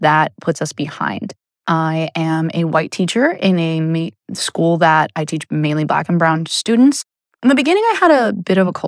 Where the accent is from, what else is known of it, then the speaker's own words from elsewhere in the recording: New York City, New York, United States; When I was growing up in Queens, I actually went to a public school and there were 4,000 students